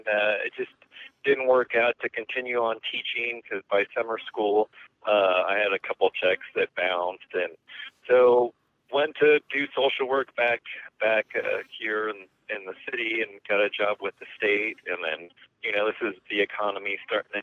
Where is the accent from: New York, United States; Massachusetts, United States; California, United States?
California, United States; moved away as an adult; now in Kingman, United States; I'm from California originally and graduated UCSD sociology.